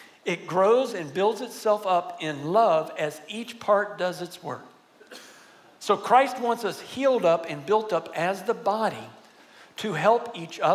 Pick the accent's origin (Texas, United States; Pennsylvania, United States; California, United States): Texas, United States; San Antonio; also born or lived in Virginia; I grew up here in San Antonio